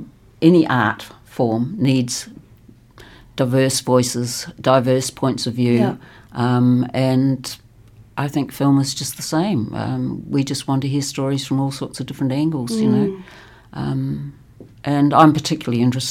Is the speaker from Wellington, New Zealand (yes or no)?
yes; Wellington, New Zealand; moved away; I have lived on and off most of my life in Wellington, and for me, it's still my hometown.